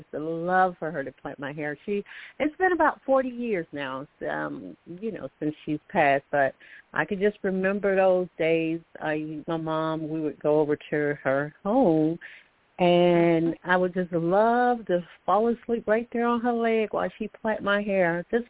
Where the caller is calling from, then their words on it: Alabama, United States; I'm calling from Alabama.